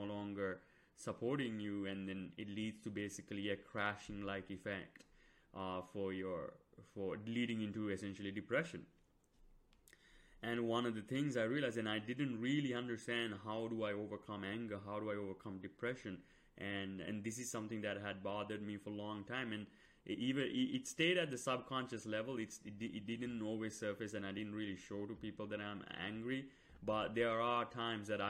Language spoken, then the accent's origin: English; Sri Lanka; moved away; I came from Sri Lanka